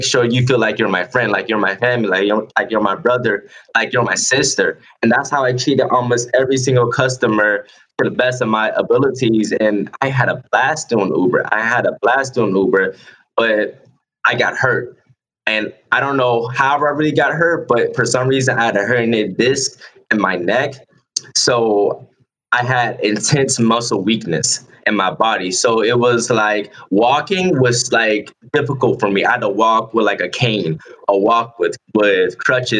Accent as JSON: {"language": "English", "town": "North Charleston", "region": "South Carolina", "country": "United States", "tie": "born or raised there", "also_born_or_lived": "California / Georgia", "moved": "as an adult", "said": "I'm from North Charleston, South Carolina. I grew up down the street from the county jail I was in that night"}